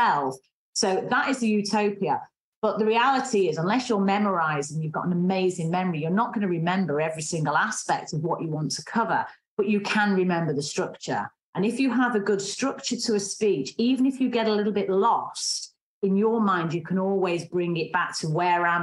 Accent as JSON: {"language": "English", "town": "Manchester", "region": "North West England", "country": "United Kingdom", "accent": "strong Mancunian", "said": "I have a strong Mancunian accent"}